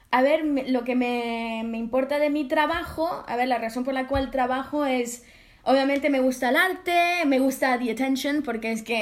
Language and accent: Spanish; France; Yo siendo francesa estaba como, quiero que sea algo muy yo